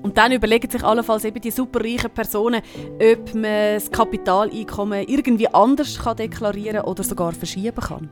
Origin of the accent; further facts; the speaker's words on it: Switzerland; bei uns in der Schweiz